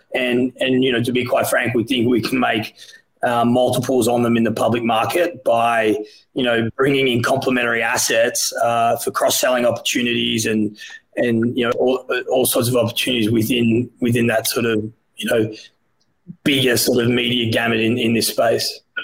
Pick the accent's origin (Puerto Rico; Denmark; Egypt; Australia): Australia; moved away as an adult; now in United States; I'm Australian